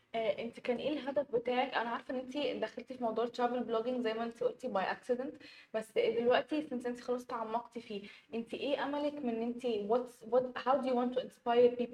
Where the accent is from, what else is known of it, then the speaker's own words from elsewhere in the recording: Egypt; أنا في مصر ومصرية